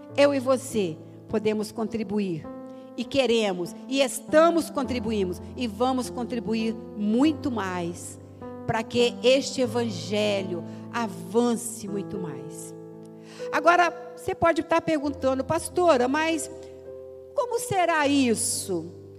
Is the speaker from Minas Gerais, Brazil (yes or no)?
yes; Minas Gerais, Brazil; Eu sou mineira